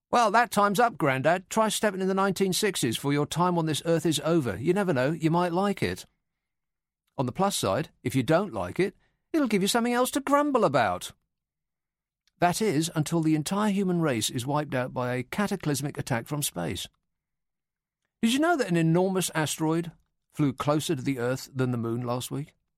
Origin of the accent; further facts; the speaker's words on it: United Kingdom; we're British